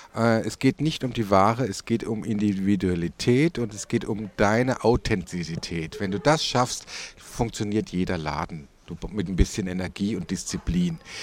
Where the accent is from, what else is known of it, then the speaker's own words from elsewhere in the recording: Tauberbischofsheim, Baden-Württemberg, Germany; now in Würzburg, Germany; wir kommen doch aus Tauber Bischofsheim